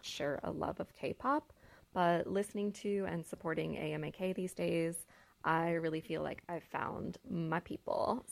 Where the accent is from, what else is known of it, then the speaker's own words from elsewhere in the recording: United States; an American woman in my mid-thirties